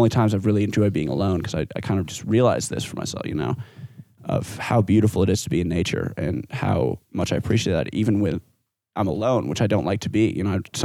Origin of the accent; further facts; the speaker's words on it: Golden, Colorado, United States; growing up in Golden, Colorado